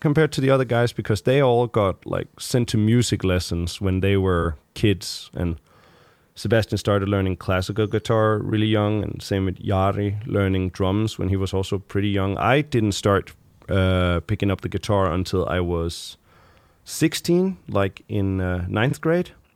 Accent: Frederikshavn, North Denmark Region, Denmark; moved away; I grew up there for, like, the first, uh, many years of my life

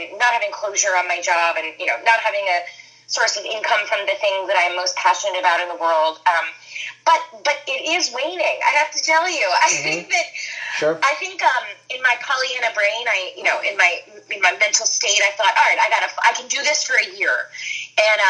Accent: East Coast, United States; I grew up on the East Coast

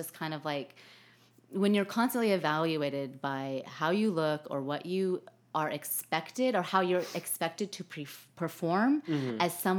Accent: Denver, Colorado, United States; born there; also born or lived in Texas / Arkansas; No, so I was born in Denver, and okay. then, due to my dad's job

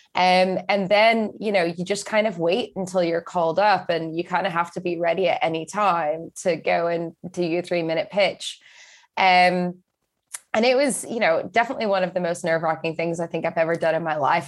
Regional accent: Texas, United States; moved away as an adult; also born or lived in Scotland; now in United Kingdom; I grew up in Texas, and I moved over to the U K when I just turned eighteen

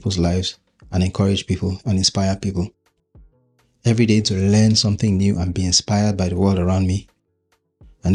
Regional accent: Nigeria; now in United Kingdom; I'm Nigerian. That's my home country. And even though I'm making this podcast from the UK currently

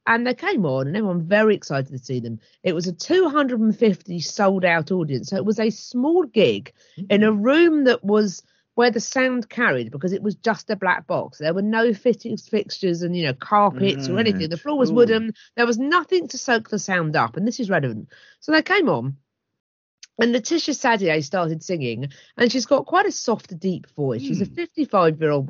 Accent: Hastings, South East England, United Kingdom; my hometown of Hastings

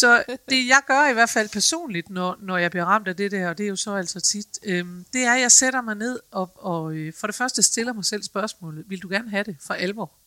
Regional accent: Aalborg, North Denmark Region, Denmark; jeg er fra Aalborg

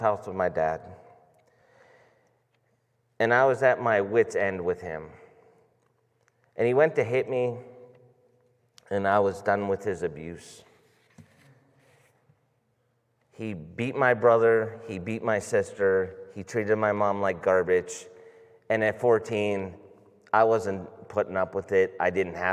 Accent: Boardman, Ohio, United States; I grew up in Boardman

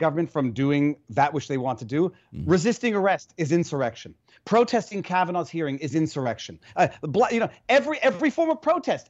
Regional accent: Quebec, Canada; now in United States; I'm from Quebec.

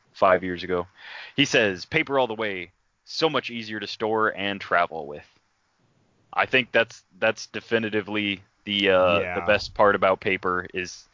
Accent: United States; accent: American; my American accent

